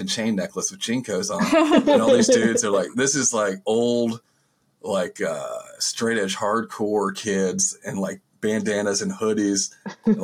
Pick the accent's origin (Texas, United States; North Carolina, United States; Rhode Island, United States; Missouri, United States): North Carolina, United States; outside Winston-Salem; I'm from Winston-Salem, but I'm like from outside of Winston-Salem, North Carolina, in like a small town